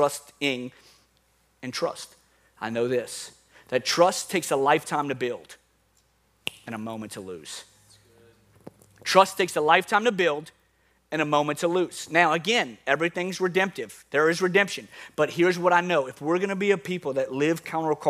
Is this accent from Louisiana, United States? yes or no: yes; New Orleans, Louisiana, United States; accent: New Orleans; my New Orleans accent